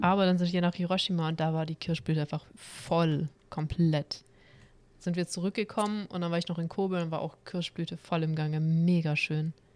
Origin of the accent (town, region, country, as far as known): Stuttgart, Baden-Württemberg, Germany; also born or lived in Cologne area; now in Cologne, Germany